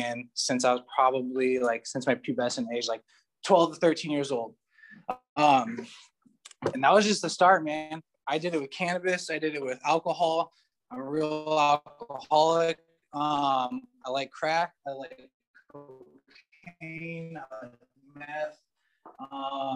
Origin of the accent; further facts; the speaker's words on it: Colorado, United States; also born or lived in Hawaii; now in Southern California, United States; I lived in Colorado, grew up in Colorado